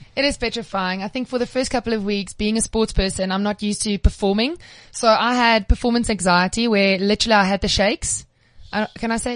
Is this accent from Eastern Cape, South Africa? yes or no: no; Cape Town, Western Cape, South Africa; I'm from Cape Town